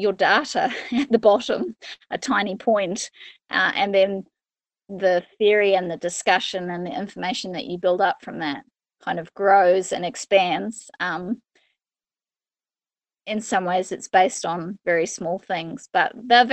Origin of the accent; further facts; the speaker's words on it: Australia; moved away as an adult; now in New Zealand; I came over from Australia to study at university and never left